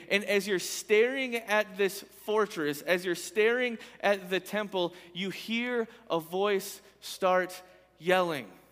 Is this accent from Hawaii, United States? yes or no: no; Michigan, United States; moved away; when I was a kid, I grew up in Michigan.